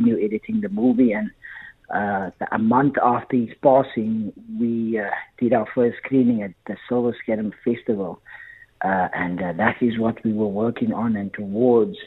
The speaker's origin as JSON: {"language": "English", "town": "Paarl", "region": "Western Cape", "country": "South Africa", "said": "I'm from Paul"}